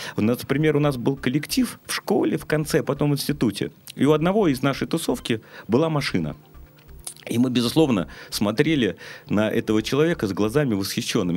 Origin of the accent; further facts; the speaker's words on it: Saint Petersburg, Russia; я как бы жил как обычный петербуржец, ленинградец. Мы выросли